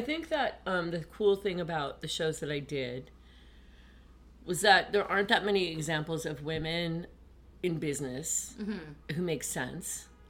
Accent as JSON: {"language": "English", "town": "Syracuse", "region": "New York", "country": "United States", "tie": "born or raised there", "moved": "yes", "said": "I came from Syracuse."}